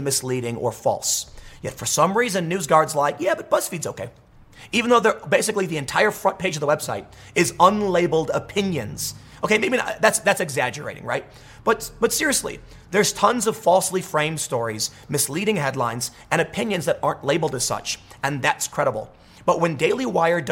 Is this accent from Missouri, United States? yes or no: no; Chicago, Illinois, United States; I'm from Chicago. I've seen senseless violence. I grew up with senseless violence all around me